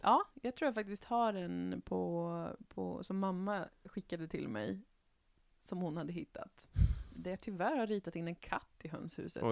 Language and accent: Swedish; Västerbotten County, Sweden; jag är ju från Västerbotten